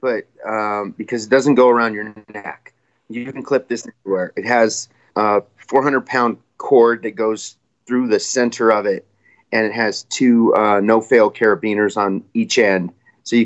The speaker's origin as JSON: {"language": "English", "area": "Royal Gorge", "region": "Colorado", "country": "United States", "tie": "born or raised there", "said": "I grew up spin fishing on the Arkansas River and kind of by, the Royal Gorge, Highway 50, Canyon City to Salida in Buena Vista area."}